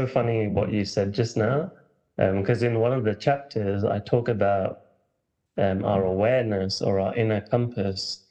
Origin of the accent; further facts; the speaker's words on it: London, United Kingdom; I grew up in London, England. People might start hearing the accent